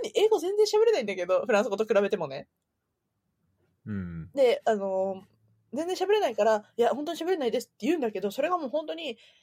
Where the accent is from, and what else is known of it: Japan